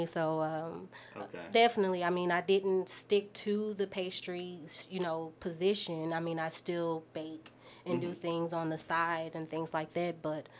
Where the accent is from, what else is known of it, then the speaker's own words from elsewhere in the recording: St. Louis, Missouri, United States; moved away as an adult; now in Utah, United States; So I'm originally from St. Louis, Missouri.